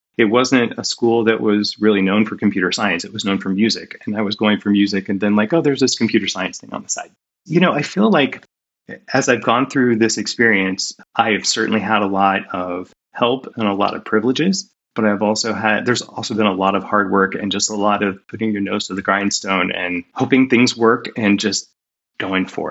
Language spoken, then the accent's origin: English; Northwest Ohio, United States; moved away as an adult; also born or lived in Decatur, Illinois / Seattle; I grew up in Northwest Ohio in a very rural area